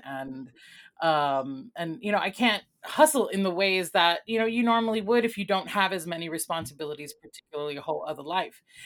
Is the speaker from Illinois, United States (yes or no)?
yes; Chicago, Illinois, United States; also born or lived in Mayagüez, Puerto Rico / New York / Vermont / New Hampshire; I was born in Mayagüez, Puerto Rico, and I came to Chicago as a child. And I am, um, grew up here most of my life, C P S graduate